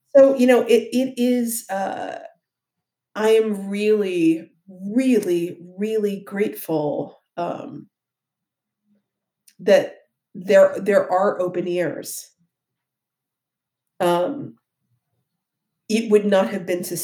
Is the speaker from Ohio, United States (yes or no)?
yes; Ohio, United States; I'm from Ohio.